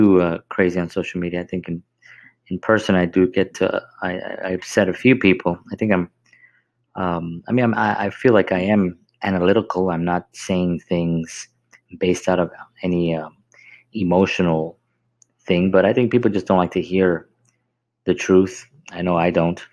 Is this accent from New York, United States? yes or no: yes; New York City, New York, United States; growing up in the South Bronx, being Puerto Rican